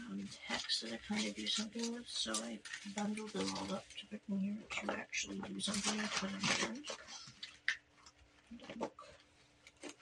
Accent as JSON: {"language": "English", "country": "United States", "said": "I am an American person."}